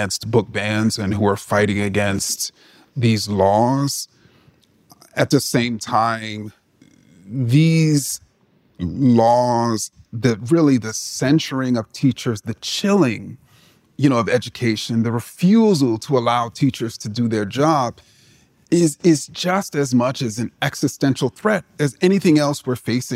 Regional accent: New York City, New York, United States; I grew up in Jamaica, Queens

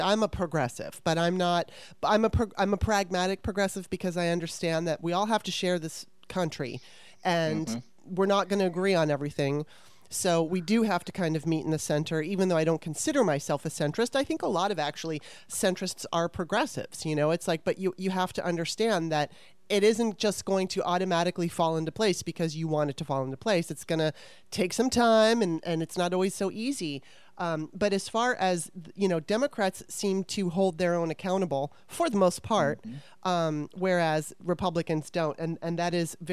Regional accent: Southern California, United States; also born or lived in Baltimore; I grew up in Southern California and went to public schools

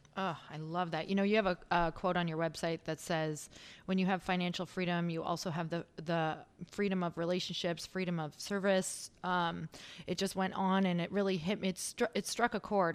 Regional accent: Midwest, United States; now in Los Angeles, United States; I come from the Midwest and now being out in L

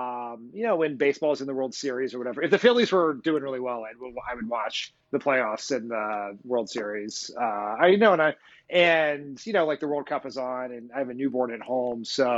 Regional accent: Delaware, United States; moved away as an adult; also born or lived in Washington, D.C.; So I'm from Delaware

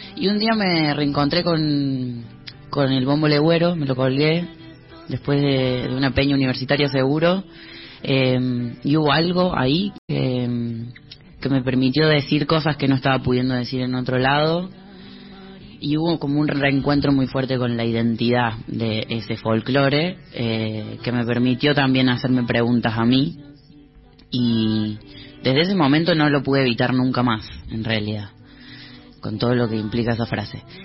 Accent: Córdoba, Argentina; now in Buenos Aires, Argentina; yo soy cordobés

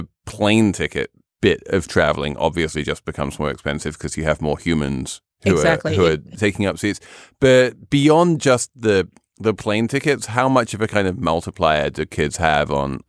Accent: England, United Kingdom; Yeah, I'm English. What can I say? I grew up with Indian food.

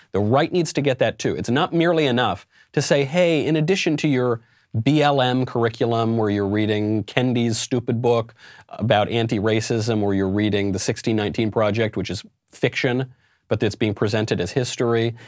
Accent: New York, United States; my home state of New York

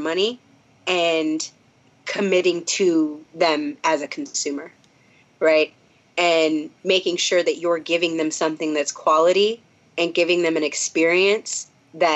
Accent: Minnesota, United States; I'm from Minnesota

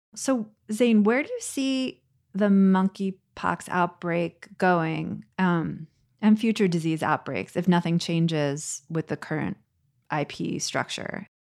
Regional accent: United States; as an American

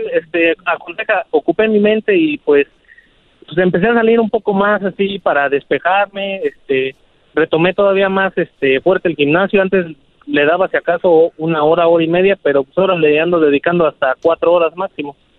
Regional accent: Mexico City, Mexico; also born or lived in Arvin, California; yo soy de la Ciudad de México

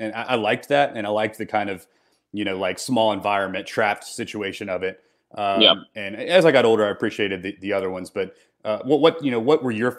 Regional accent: Bartlett, Tennessee, United States; we both grew up in Memphis. I grew up in Bartlett. I'm an only child. My parents both worked.

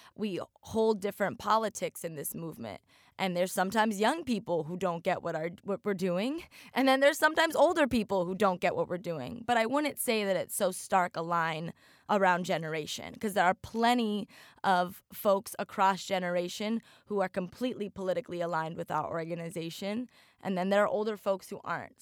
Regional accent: Oregon, United States; now in Miami, United States; I grew up in Oregon, a very, very white place

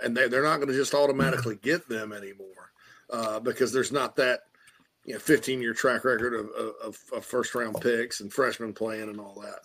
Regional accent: Spartanburg, South Carolina, United States; my hometown of Spartanburg, South Carolina

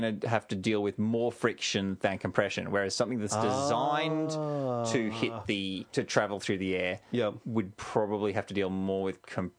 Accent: Australia; Because we're from Australia.

